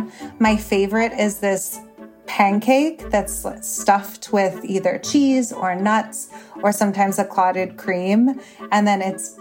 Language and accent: English; Chicago, Illinois, United States; moved away as an adult; also born or lived in Syria; now in Dubai, United Arab Emirates; my family is originally from Syria and I was born and raised in the Chicagoland area